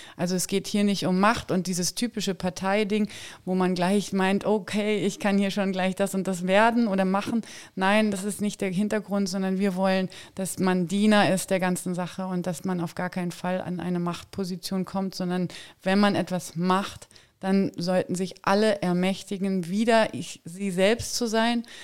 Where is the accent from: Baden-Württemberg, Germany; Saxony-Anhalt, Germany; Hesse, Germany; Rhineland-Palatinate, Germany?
Saxony-Anhalt, Germany; ich komme auch aus Sachsen-Anhalt